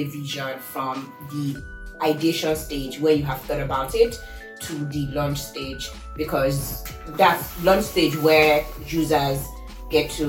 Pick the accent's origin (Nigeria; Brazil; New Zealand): Nigeria; Lagos; now in Seattle, United States; I am originally from Lagos, Nigeria, but right now I claim I'm from Seattle.